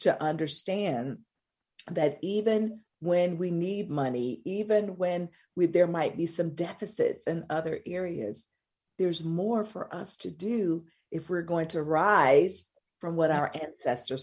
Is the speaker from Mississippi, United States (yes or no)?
yes; Mississippi, United States; moved away; I'm from Mississippi. I have no intentions of moving back.